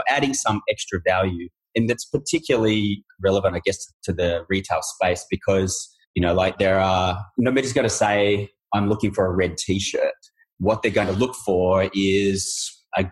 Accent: Australia; we're Australian

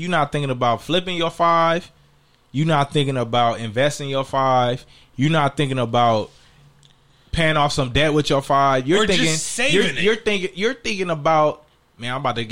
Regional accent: Inglewood, California, United States; I grew up in Inglewood.

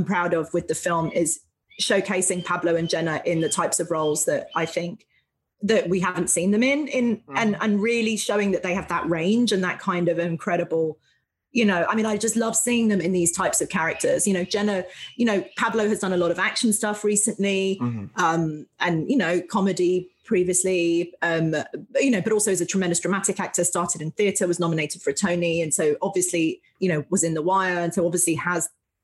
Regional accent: London, United Kingdom; moved away; I was born in London, in England

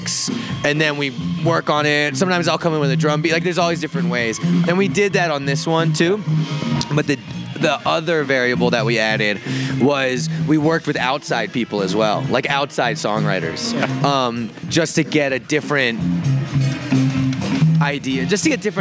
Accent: Virginia, United States; moved away as an adult; also born or lived in San Francisco Bay Area; now in San Francisco, United States; I'm from Virginia.

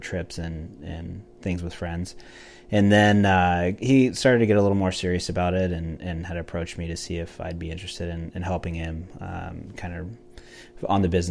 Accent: Aledo, Illinois, United States; went to school there and grew up there my whole life

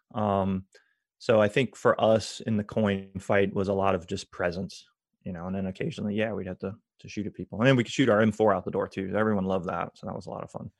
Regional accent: Tampa, Florida, United States; also born or lived in Georgia; I grew up around MacDill Air Force Base

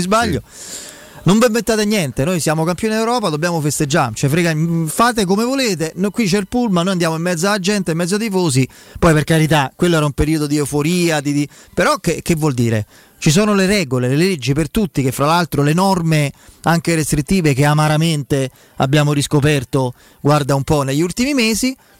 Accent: Rome, Lazio, Italy; da piccolo abitavo a Gregor- via Gregorio VII, verso Piazza

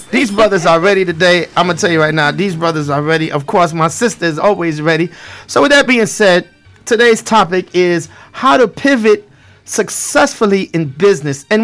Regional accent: New York City, New York, United States; accent: Brooklyn; You know, I'm from Brooklyn

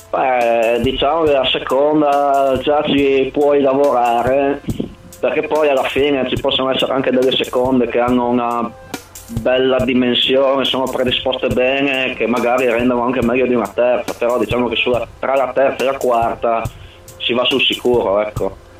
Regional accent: Codroipo, Friuli-Venezia Giulia, Italy; Vengo da Codroipo in provincia di Udine

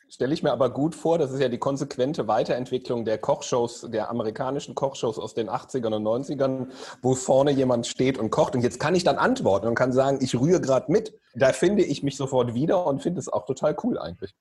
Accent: Solingen, North Rhine-Westphalia, Germany; Ich komme ja aus Solingen, aus dem Bergischen Land, da isst man Grünkohl

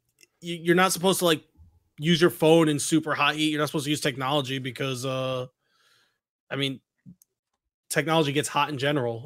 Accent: Connecticut, United States; Dude, we grew up in Connecticut.

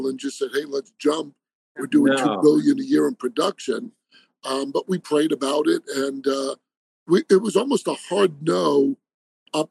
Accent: New York, United States; moved away as an adult; now in Arizona, United States; I grew up in New York and moved out to Arizona end of 98

